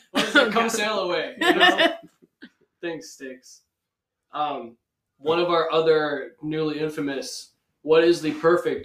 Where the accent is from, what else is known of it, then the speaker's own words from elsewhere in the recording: Ruskin, Florida, United States; I was born and raised in Ruskin.